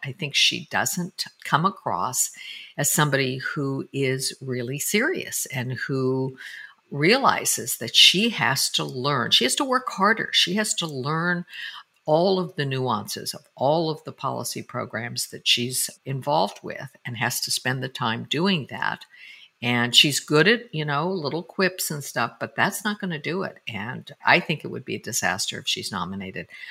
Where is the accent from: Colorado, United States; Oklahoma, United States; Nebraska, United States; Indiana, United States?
Colorado, United States; Denver; I used to ride bus number 15 when I was growing up in Denver, Colorado